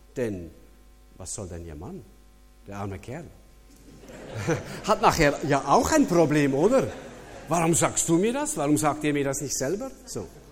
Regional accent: Switzerland; als Schweizer

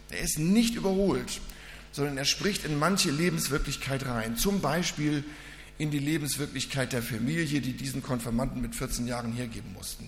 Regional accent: Reinfeld, Schleswig-Holstein, Germany; moved away; Ich komme aus Rheinfeld, das ist bei Lübeck hinten, so in der Ecke

